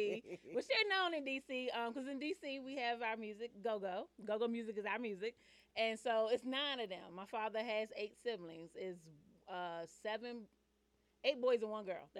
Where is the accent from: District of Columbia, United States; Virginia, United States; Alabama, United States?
District of Columbia, United States; Washington; moved away as an adult; now in Atlanta, United States; The DMV, which is Washington, D.C.